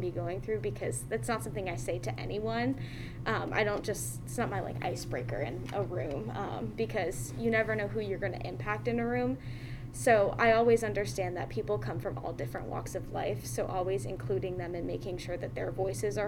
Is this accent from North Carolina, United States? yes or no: yes; Raleigh, North Carolina, United States; also born or lived in Greensboro, North Carolina; I am from Raleigh, North Carolina, but obviously I'm at UNCG